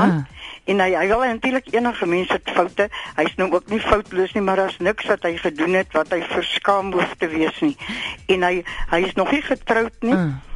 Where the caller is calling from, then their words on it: Stilfontein, North West, South Africa; Ja. Ehm um, Amore, my prentjie … van Stilfontein.